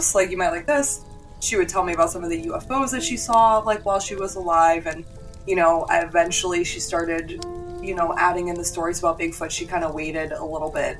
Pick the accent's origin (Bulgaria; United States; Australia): United States; New Hampshire; I grew up in New Hampshire, like right in the heart of, you know, haunted, crazy old New England